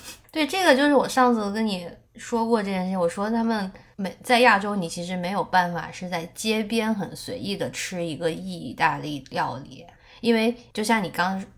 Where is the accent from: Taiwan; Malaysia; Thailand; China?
China; now in United States; 我们中国人